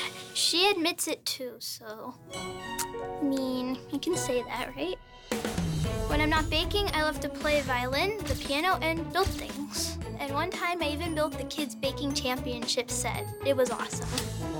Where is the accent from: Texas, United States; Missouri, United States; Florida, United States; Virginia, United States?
Missouri, United States; St. Louis; I'm 13 years old, and I'm from St. Louis, Missouri.